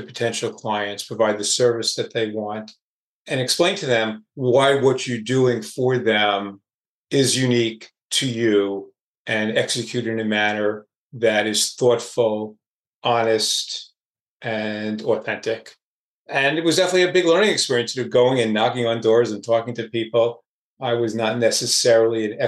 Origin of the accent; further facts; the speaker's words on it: Oceanside, New York, United States; my hometown of Oceanside, New York